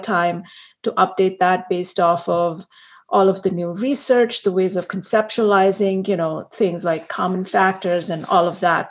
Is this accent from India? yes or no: yes; India; also born or lived in Hong Kong; now in United States; I was born and raised in India. And I think some of my friends know this, that I've lived in India, in Hong Kong, and of course, in the United States